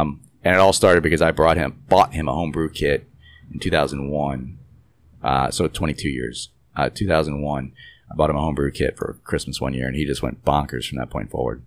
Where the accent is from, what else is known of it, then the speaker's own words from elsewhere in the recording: New York City, New York, United States; now in Houston, United States; I'm from the Northeast, New York City, where when I lived there